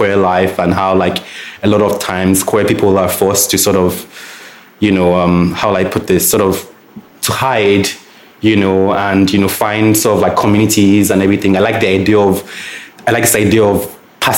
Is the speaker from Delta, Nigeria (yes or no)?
no; Lagos, Nigeria; growing up in Lagos